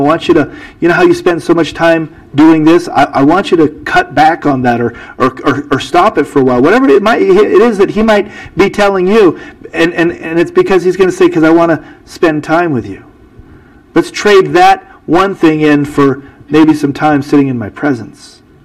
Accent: United States; I'm an American

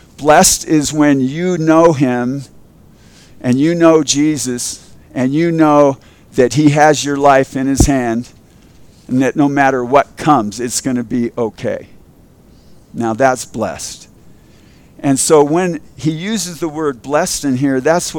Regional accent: Culver City, California, United States; I grew up in Culver City, and in Culver City, we had a huge Jewish

